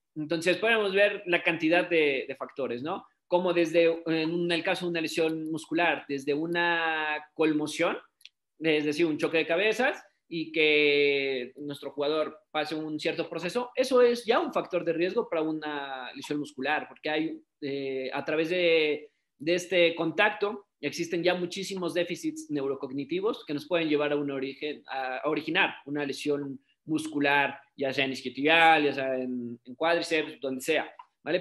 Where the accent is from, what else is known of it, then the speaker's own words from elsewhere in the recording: Mexico; soy fisioterapeuta, soy de México